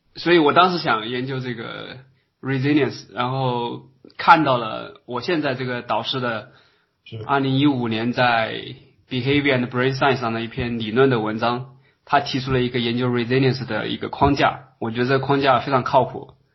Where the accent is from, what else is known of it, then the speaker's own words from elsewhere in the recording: Hubei, China; moved away as an adult; also born or lived in Wuhan, China / Beijing, China; now in Germany; 我是湖北人啊